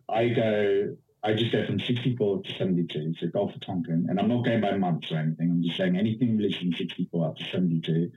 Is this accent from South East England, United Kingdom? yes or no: no; London, United Kingdom; moved away as an adult; also born or lived in Washington, D.C., United States; now in Austin, United States; Originally I'm from DC, but I grew up in London, and I've been in Austin, Texas since 2017